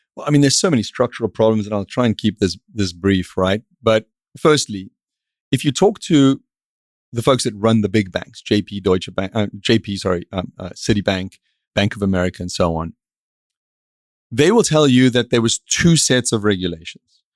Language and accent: English; South Africa; moved away as an adult; now in Miami, United States; I grew up in South Africa